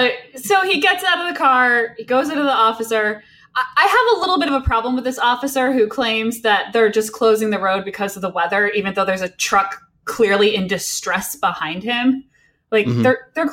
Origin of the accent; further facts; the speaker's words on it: Connecticut, United States; I grew up in the Northeast, I lived in Connecticut.